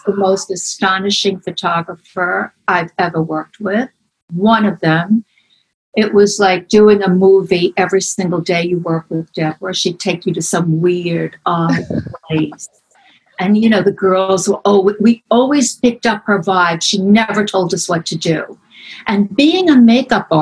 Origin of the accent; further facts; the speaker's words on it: New York City, New York, United States; also born or lived in Manhattan; I'm born in Brooklyn, 1947. Grew up in Ireland